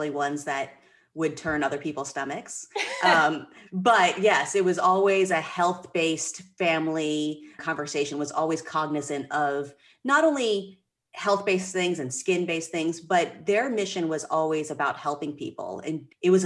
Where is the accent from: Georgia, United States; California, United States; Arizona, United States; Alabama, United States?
Georgia, United States; moved away as an adult; also born or lived in Philadelphia; now in Maine, United States; I grew up in Georgia, working summers in her office